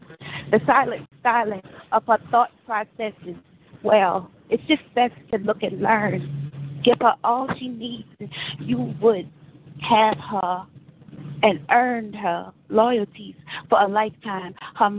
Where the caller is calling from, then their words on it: San Francisco, California, United States; Hey, this is … I'm calling from San Francisco.